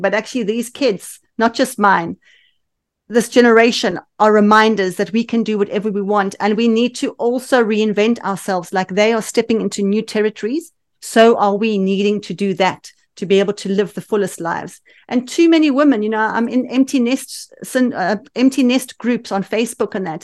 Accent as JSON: {"language": "English", "town": "Johannesburg", "region": "Gauteng", "country": "South Africa", "tie": "born or raised there", "accent": "South African", "moved": "as an adult", "lives_now": "United Kingdom", "said": "we lived in Johannesburg, which has the best climate in the world"}